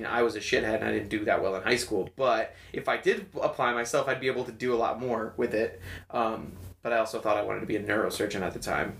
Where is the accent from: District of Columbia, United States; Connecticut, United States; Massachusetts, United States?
Connecticut, United States; Windsor Locks; I was bussed in from Windsor Locks into the inner city.